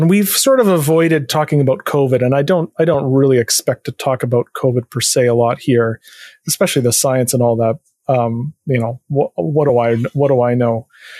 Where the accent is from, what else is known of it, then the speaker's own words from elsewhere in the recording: Canada; as a Canadian, I grew up thinking about healthcare and being given this impression that healthcare in Canada was really good